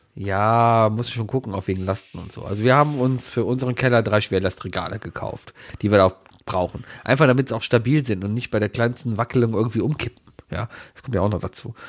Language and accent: German; Cologne, North Rhine-Westphalia, Germany; Ich wohne jetzt seit 38 Jahren in Köln